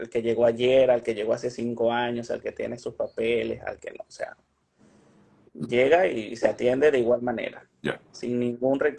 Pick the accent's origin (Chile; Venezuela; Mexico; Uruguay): Venezuela; Caracas, Capital District; No, yo soy de Caracas.